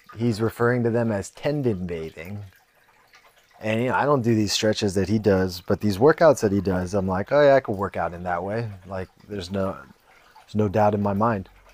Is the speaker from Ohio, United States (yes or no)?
no; San Jose, California, United States; I grew up pretty fucking middle class. I mean, you think about being in San Jose